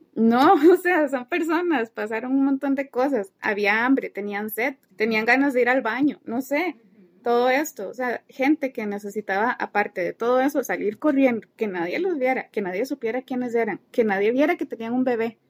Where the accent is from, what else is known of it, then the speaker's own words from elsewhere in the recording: Costa Rica; salimos mucho de Costa Rica a pasear